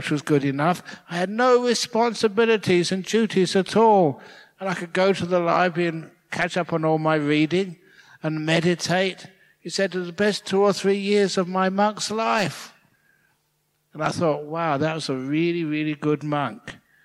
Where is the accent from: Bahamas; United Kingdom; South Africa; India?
United Kingdom; England; also born or lived in Thailand; now in Australia; I'm English. That's where I was born.